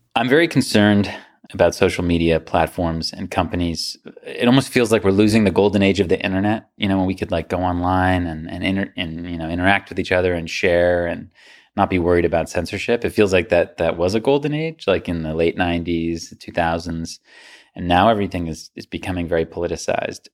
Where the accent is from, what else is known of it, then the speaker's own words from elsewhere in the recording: United States; as an American